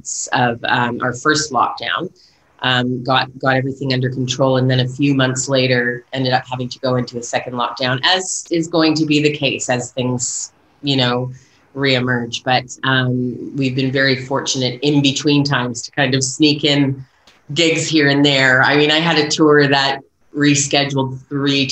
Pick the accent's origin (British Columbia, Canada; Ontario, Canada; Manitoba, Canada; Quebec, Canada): Ontario, Canada; Toronto; moved away as an adult; also born or lived in Nashville; now in Auckland, New Zealand; I grew up in Toronto area.